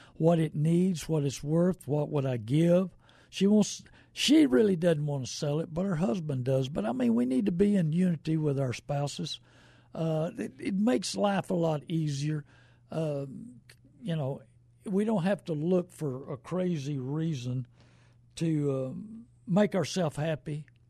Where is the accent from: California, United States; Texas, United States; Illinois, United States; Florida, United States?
Texas, United States; New Braunfels; born and raised in New Braunfels